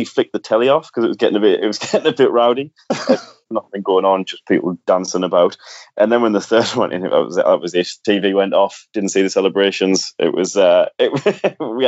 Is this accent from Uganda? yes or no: no; Sunderland, North East England, United Kingdom; moved away as an adult; now in London, United Kingdom; I am indeed from Sunderland, born and bred in the glorious, glorious part of Sunderland, Silksworth.